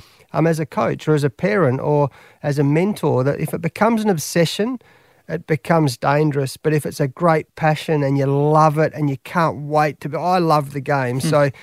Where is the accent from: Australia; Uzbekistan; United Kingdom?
Australia; Perth, Western Australia; I love coaching Western Australia because this is my hometown in Perth.